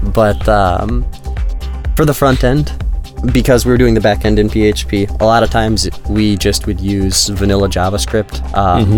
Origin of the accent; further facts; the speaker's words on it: Midwest, United States; moved away as an adult; now in Kharkiv, Ukraine; I come from the Midwest